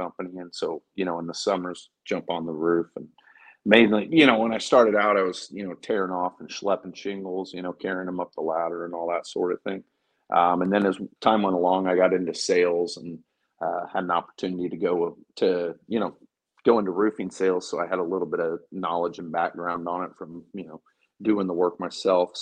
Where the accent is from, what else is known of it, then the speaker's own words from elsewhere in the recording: Fort Madison, Iowa, United States; now in Houston, United States; I grew up in Fort Madison, Iowa. Moved to Houston about 25 years ago.